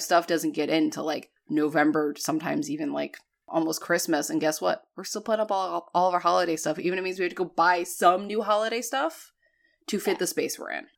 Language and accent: English; New England, United States; moved away; growing up in New England